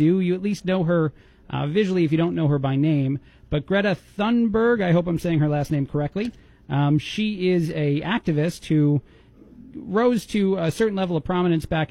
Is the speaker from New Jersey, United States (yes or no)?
yes; New Jersey, United States; now in Bloomington, United States; I grew up in New Jersey